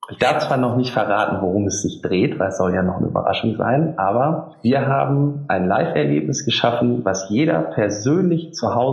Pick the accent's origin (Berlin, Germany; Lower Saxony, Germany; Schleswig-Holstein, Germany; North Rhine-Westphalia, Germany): Lower Saxony, Germany; now in Düsseldorf, Germany; Da ich ja auch nur zugezogener Düsseldorfer bin und kein echtes ah. rheinisches Kind, ich komme aus dem Emsland. Der eine oder andere mag es kennen. Wir haben äh, mehr Schweine und Hühner als Einwohner.